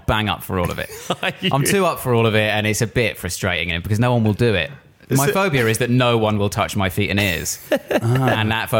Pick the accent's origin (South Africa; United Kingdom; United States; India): United Kingdom; Harpenden, East of England; I'm from Hertfordshire.